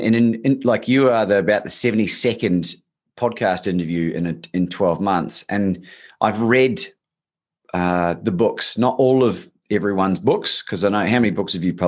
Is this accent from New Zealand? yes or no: yes; New Zealand; now in Australia; I'm actually a New Zealander originally, Bob, but I've been living in Australia for 20 years nearly. So the accent's sort of been hybridized.